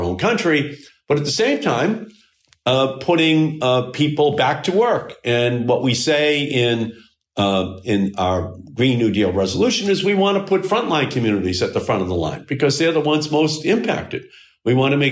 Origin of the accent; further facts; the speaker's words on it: Malden, Massachusetts, United States; I still live in Malden. I still live in the same house that I grew up